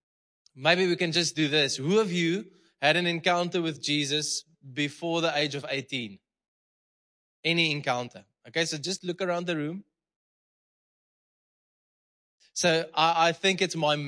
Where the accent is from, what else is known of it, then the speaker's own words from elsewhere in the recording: Malmesbury, Western Cape, South Africa; English is a second language; now in Potchefstroom, South Africa; I'm there from Malmesbury, okay? It's a small boer town.